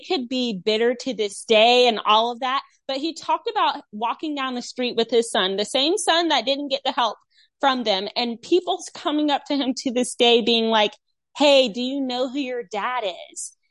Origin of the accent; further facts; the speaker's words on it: North Carolina, United States; my home state, North Carolina